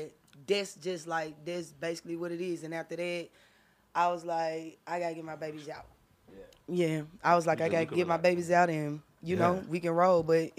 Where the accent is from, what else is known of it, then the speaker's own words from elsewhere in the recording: Memphis, Tennessee, United States; also born or lived in Georgia; my mama said that I was born in North Memphis.